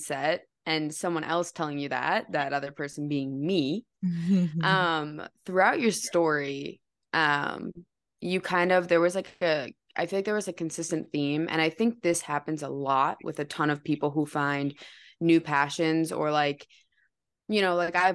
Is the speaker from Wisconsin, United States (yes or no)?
yes; Wisconsin, United States; I'm from Wisconsin